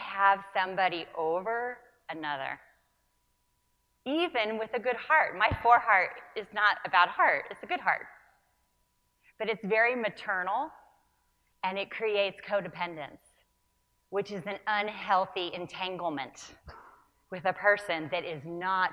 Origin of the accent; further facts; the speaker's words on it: Northern California, United States; I was raised in Northern California